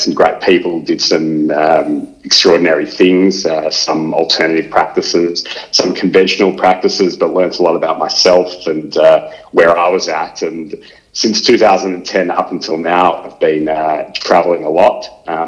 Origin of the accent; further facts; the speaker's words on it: Melbourne, Victoria, Australia; I grew up in Melbourne